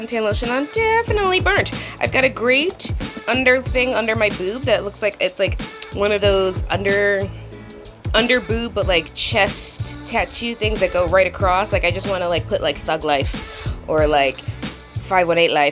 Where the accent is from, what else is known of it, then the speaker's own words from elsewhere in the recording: Colonie, New York, United States; growing up in Colony